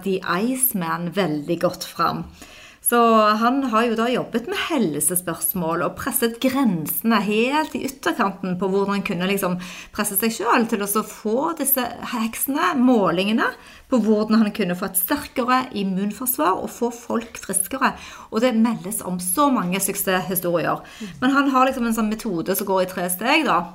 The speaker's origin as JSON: {"language": "Norwegian", "town": "Stavanger", "region": "Rogaland", "country": "Norway", "tie": "born or raised there", "moved": "yes", "said": "meg og de venninnene mine hjemme i Stavanger"}